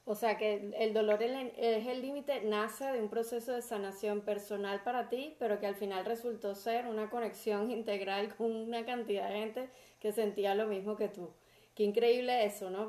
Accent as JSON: {"language": "Spanish", "country": "Venezuela", "said": "somos los venezolanos"}